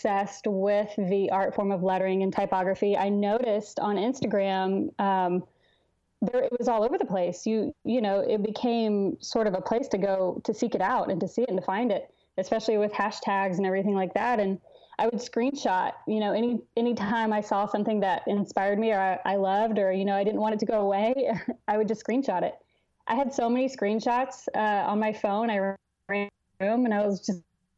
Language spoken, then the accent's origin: English; Fort Worth, Texas, United States; also born or lived in Lubbock, Texas; now in Austin, United States; I'm a Texas girl. I grew up in Fort Worth, and I went to school out in West Texas